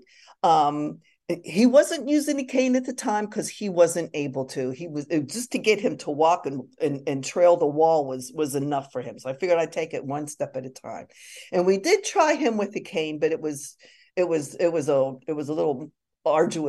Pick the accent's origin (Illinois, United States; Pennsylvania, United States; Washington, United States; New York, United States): Pennsylvania, United States; Pittsburgh; I grew up in Pittsburgh